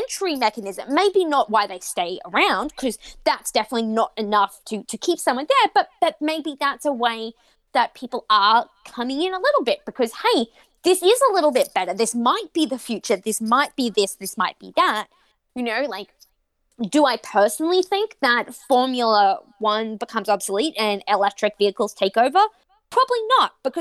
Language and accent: English; Australia; I grew up on Australian ice hockey